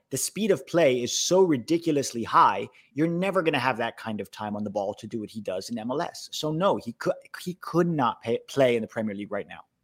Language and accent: English; United States; as an American fan